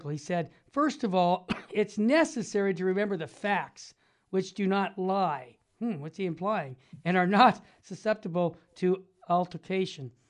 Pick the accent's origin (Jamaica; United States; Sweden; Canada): United States; I'm an American.